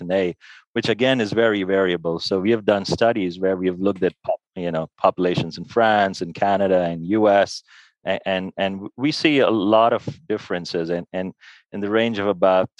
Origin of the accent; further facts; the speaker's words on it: India; moved away as an adult; also born or lived in United States; now in Switzerland; I'm Indian by origin. So moving from India to the US where I did my medical training and research training, and then to Switzerland